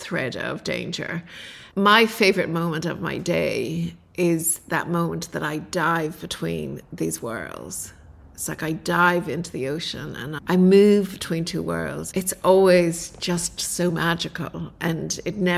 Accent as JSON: {"language": "English", "country": "Ireland", "tie": "born or raised there", "moved": "yes", "lives_now": "Australia", "said": "I was brought up in Ireland"}